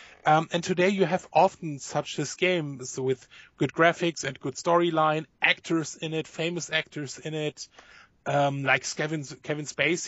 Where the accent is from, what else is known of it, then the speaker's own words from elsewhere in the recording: Germany; born there; Yes, because I was born in Germany, but working for them.